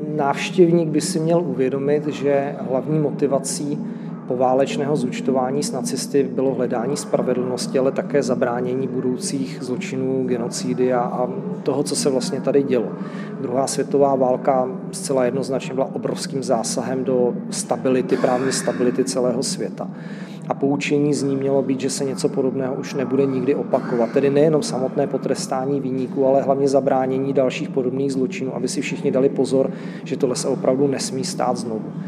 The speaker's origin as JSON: {"language": "Czech", "country": "Czechia", "said": "jako Češi"}